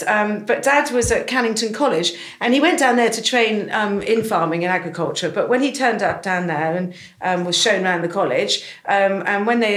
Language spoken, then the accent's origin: English; North Dorset, South West England, United Kingdom; This is where I grew up